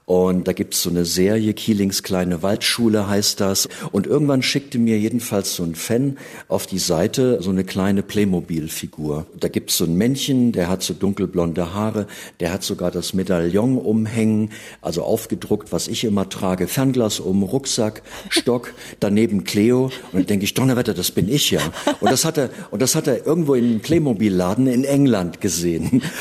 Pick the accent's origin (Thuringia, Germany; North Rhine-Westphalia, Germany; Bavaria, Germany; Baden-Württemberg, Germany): Thuringia, Germany; Gotha; Und die Geschichte hat sich wirklich so zugetragen und zwar in Gotha, also wo ich geboren bin, in meiner Heimatstadt.